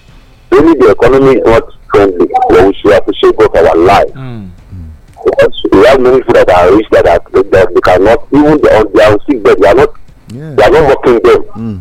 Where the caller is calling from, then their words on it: Ilaro, Ogun State, Nigeria; calling from Ilaro.